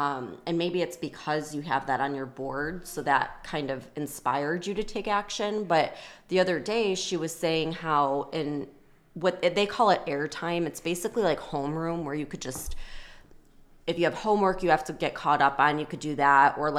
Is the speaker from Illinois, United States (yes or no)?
yes; Illinois, United States; I grew up outside of Chicago and it could be like a blizzard and, you know, sub-zero temperatures